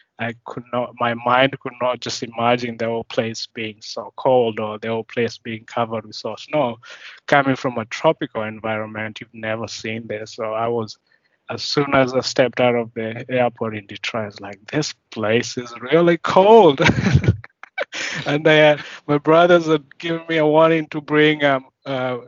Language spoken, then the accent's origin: English; Kenya; moved away as an adult; now in United States; I grew up in Kenya